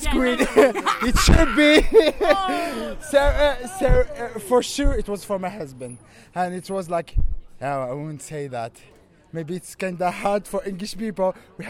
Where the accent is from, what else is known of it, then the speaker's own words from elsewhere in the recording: Algeria; moved away as an adult; now in Paris, France; I'm coming from Algeria. And I've been living here 6 years